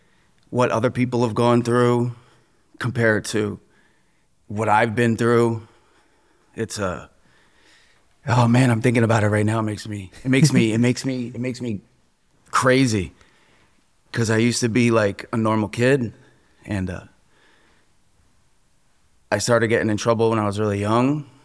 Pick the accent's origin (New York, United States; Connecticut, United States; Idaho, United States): Connecticut, United States; New Fairfield; I grew up in New Fairfield, Connecticut. I went to New Fairfield High School.